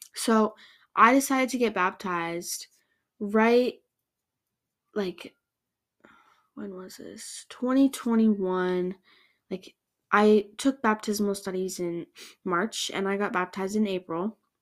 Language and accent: English; Canada; I grew up in Canada going to a non-denominational church.